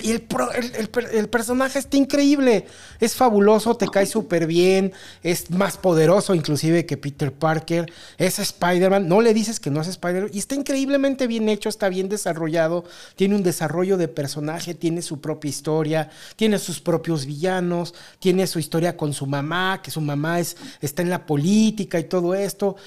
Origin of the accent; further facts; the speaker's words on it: León, Guanajuato, Mexico; de aquí, de mi pueblito